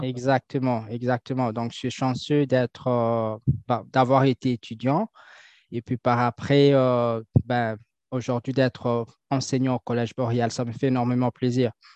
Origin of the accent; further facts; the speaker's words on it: Kinshasa, DR Congo; moved away as an adult; now in Canada; je suis natif de Kinshasa, donc je suis né à Kinshasa. Et je suis arrivé ici au Canada pour étudier